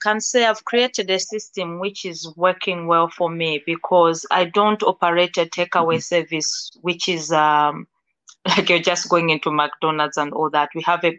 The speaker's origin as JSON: {"language": "English", "country": "Malawi", "said": "to be able to travel back to my home country, Malawi, and also teach the same"}